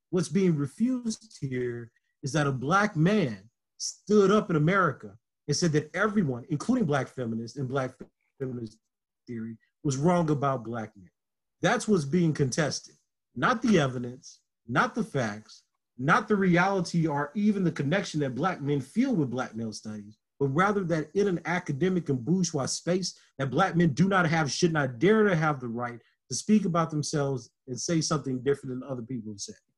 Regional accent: Lake Charles, Louisiana, United States; moved away; also born or lived in Southern Illinois; a black boy from Lake Charles, Louisiana

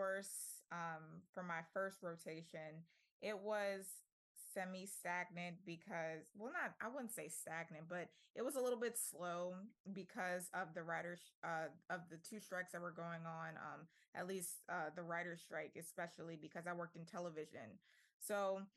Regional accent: New Orleans, Louisiana, United States; moved away as an adult; also born or lived in Tuskegee, Alabama; now in Los Angeles, United States; I'm born and raised in New Orleans

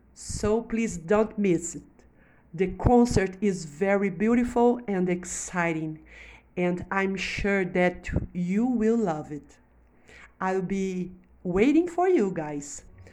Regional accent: Minas Gerais, Brazil; Hi everyone … from Minas Gerais, Brazil

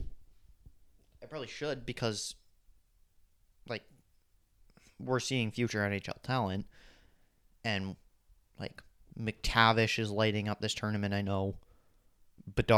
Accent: Canada; Canada, I'm from Canada

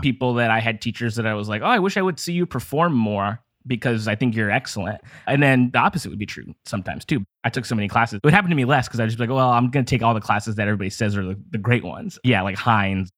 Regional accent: Downey, California, United States; I'm from here. Well, I grew up in Downey, like, Lakewood area, which is like a suburb of Los Angeles.

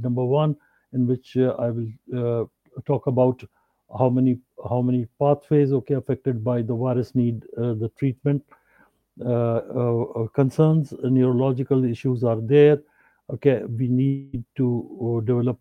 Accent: Karachi, Sindh, Pakistan; I'm from Pakistan, Karachi, Pakistan

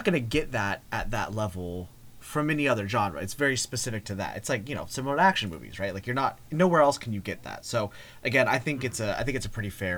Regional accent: Eugene, Oregon, United States; I grew up in Eugene, Oregon.

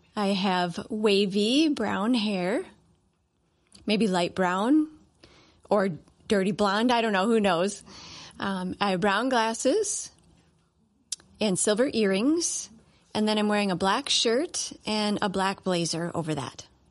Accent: Cleveland, Ohio, United States; now in Minnesota, United States; I am from Cleveland, Ohio

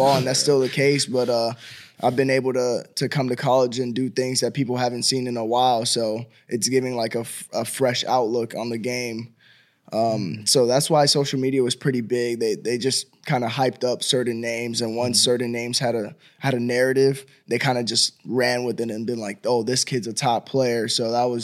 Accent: Miami, Florida, United States; moved away as an adult; now in Nashville, United States; having a chance to stay in my hometown

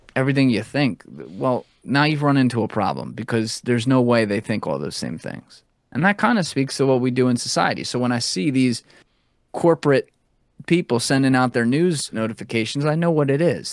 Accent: United States; as an American

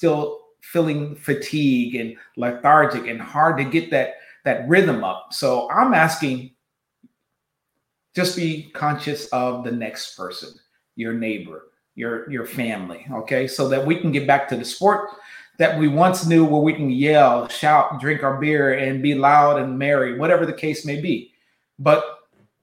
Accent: West Coast, United States; I'm from the West Coast

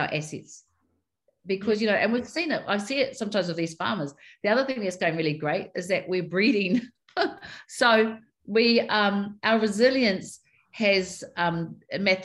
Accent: Taranaki, New Zealand; I know I'm from Taranaki.

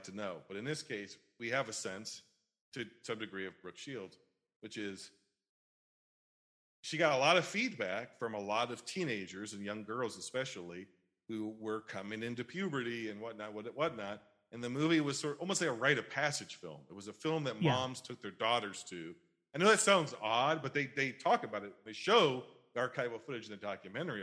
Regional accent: United States; we, as American society

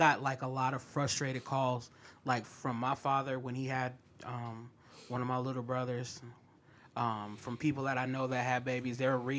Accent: Minnesota, United States; Yeah, I'm from Minnesota.

